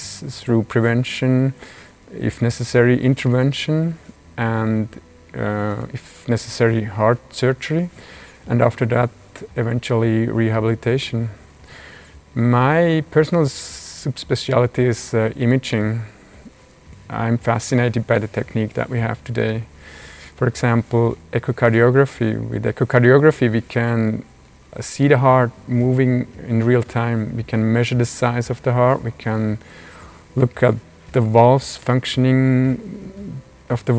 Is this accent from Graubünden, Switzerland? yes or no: no; Burg, Aargau, Switzerland; also born or lived in Zurich, Switzerland / Boston, United States; I was born in Burg, Aargau, and I grew up there.